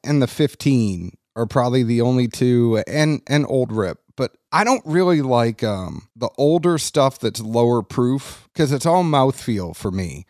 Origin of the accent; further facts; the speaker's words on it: New England, United States; moved away as an adult; also born or lived in Kentucky; I am from New England and I transferred to Kentucky